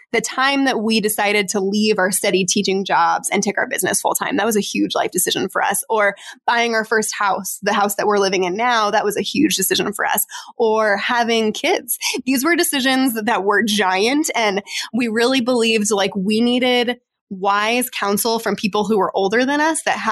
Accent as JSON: {"language": "English", "region": "Arizona", "country": "United States", "said": "we're from Arizona where it like never drops below like 70 degrees"}